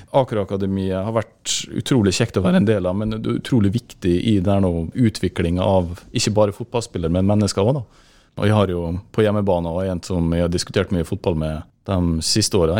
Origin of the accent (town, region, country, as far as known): Molde, Møre og Romsdal, Norway; born or raised there; also born or lived in England